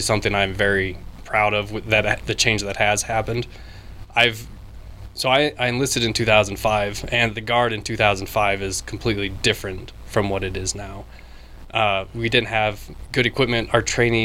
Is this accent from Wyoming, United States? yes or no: yes; Wyoming, United States; I am from Wyoming